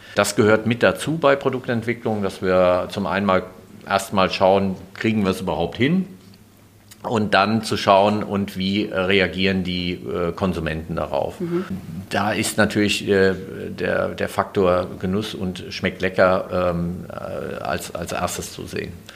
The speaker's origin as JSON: {"language": "German", "region": "Hesse", "country": "Germany", "said": "komme aus Hesse"}